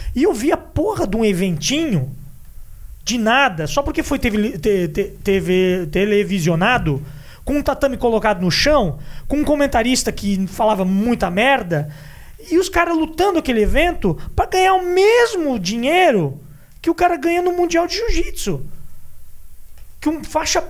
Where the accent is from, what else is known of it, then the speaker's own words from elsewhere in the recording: Brazil; a gente aqui, como brasileiro